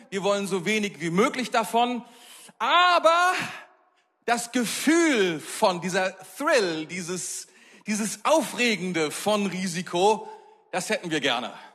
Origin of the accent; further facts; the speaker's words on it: Germany; als Deutsche, als Europäer